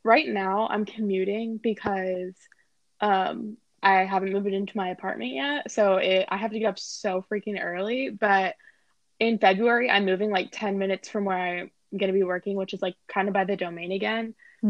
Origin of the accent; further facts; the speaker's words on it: Austin, Texas, United States; also born or lived in Los Angeles, United States; So, I like to say that I'm from Austin because I pretty much grew up in Austin. I moved here when I was 10 years old and I lived here until I was 18. And then I moved to LA.